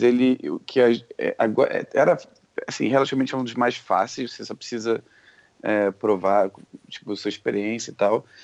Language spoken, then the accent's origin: Portuguese; Rio de Janeiro, Brazil; moved away as an adult; now in San Francisco, United States; eu morei minha vida inteira no Rio. Saí de lá já com trinta e um